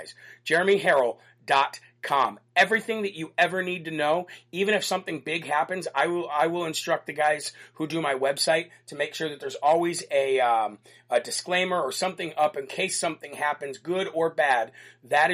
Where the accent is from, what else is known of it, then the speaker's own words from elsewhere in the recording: Illinois, United States; moved away; Illinois, which is my home state